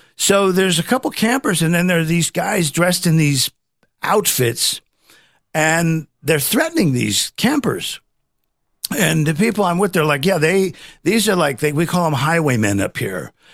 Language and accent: English; Midwest, United States; I'm from the Midwest